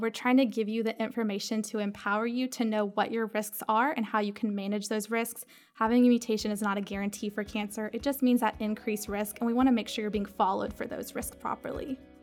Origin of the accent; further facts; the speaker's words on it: Georgia, United States; also born or lived in Knoxville, Tennessee; now in Charleston, United States; I'm from Georgia